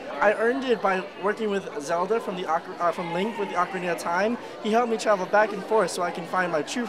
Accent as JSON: {"language": "English", "town": "Valley Stream", "region": "New York", "country": "United States", "said": "Valley Stream in Long Island."}